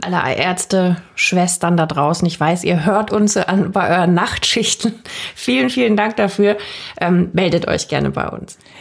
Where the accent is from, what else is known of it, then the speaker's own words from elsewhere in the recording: Germany; bei uns in Deutschland